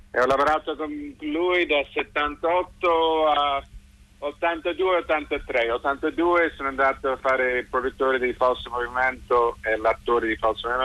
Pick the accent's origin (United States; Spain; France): United States; San Francisco, California; Sono, perché sono di San Francisco, sono abituato ai terremoti